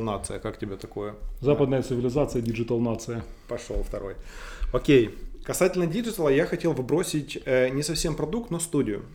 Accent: Ukraine; я украинец

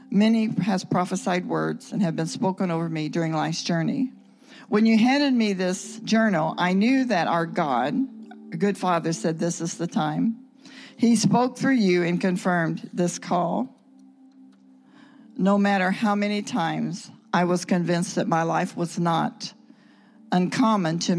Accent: Russia; We're from Russia and uh, we're trying to get to Israel.

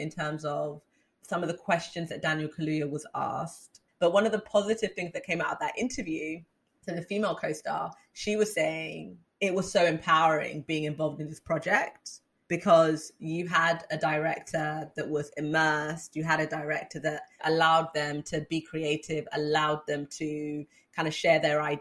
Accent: United Kingdom; being Black British

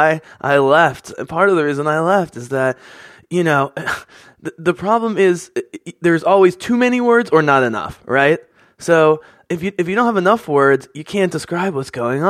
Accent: Philadelphia, Pennsylvania, United States; growing up on the East Coast in suburban Philadelphia, as a white person

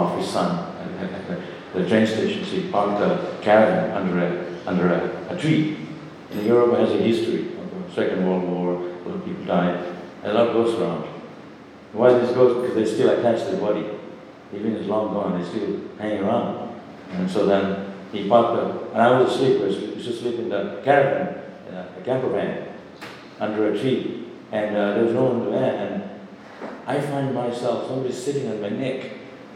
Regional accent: Shantipur, West Bengal, India; a small boy growing up in Shantipur

